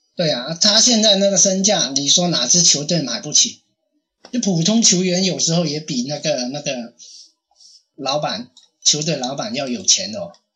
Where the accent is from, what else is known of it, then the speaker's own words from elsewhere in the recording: China; 我们大陆这边普通话或者广， 广东话